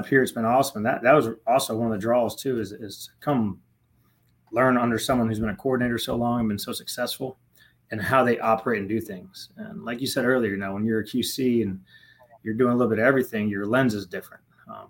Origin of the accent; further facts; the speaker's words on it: Merritt Island, Florida, United States; moved away as an adult; also born or lived in Tampa, Florida; now in West Point, United States; I'm from Merritt Island.